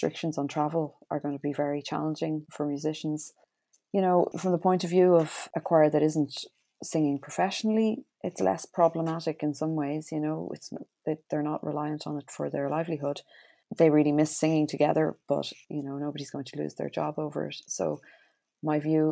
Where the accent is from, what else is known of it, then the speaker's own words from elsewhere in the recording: Ireland; our outputs as Irish choral singers